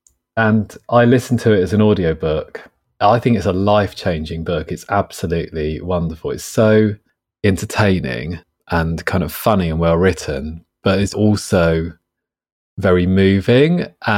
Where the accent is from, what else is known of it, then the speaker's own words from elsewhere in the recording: Rye, South East England, United Kingdom; also born or lived in Hastings; In Rye, in East Sussex, yeah.